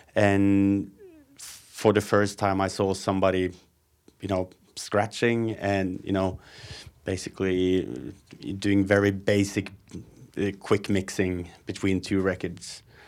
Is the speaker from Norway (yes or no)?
yes; Hamar, Innlandet, Norway; also born or lived in Moss / Gausdal / Oslo; And I ended up in Hamar when I was four years old, I think. That's where I lived until I was twenty before moving to Oslo.